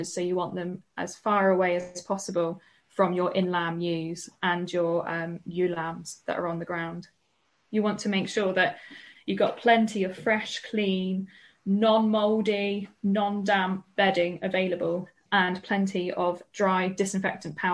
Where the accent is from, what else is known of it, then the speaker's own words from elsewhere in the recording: the Southwest, South West England, United Kingdom; I'm from the Southwest.